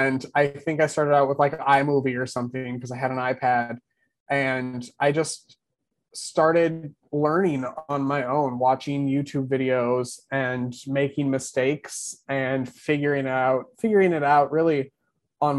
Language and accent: English; Wisconsin, United States; moved away as an adult; now in Texas, United States; I grew up in Wisconsin, and I lived there for 30 years.